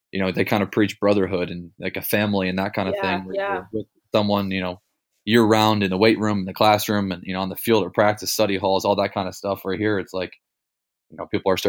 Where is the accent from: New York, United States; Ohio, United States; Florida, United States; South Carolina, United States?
Ohio, United States; Cleveland; I'm from Cleveland